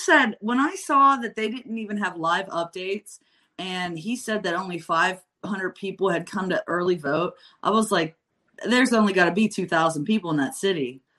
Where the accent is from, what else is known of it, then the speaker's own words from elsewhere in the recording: Appalachia, United States; I am from Appalachia.